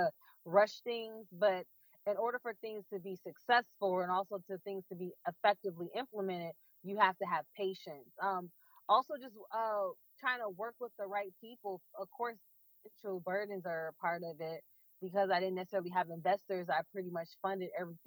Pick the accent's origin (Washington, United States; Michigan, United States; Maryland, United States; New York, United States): Michigan, United States; Detroit; also born or lived in Florida; born and raised in Detroit